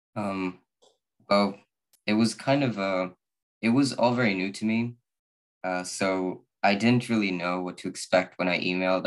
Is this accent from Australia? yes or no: no; Sweden; I'm from Sweden.